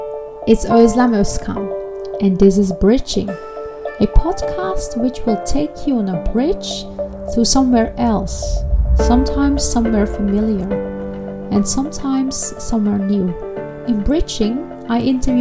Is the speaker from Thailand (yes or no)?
no; Netherlands; my childhood spent in the Netherlands